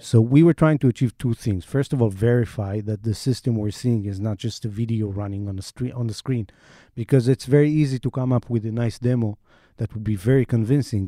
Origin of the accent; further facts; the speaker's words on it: Israel; accent: Israeli; my Israeli accent